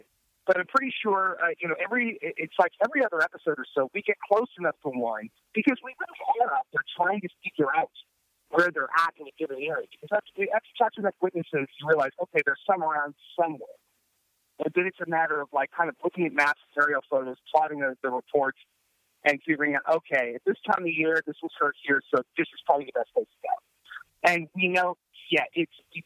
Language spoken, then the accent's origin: English; Southern California, United States; moved away; also born or lived in Ohio; I'm originally from Southern California, but I lived in Ohio for 4 years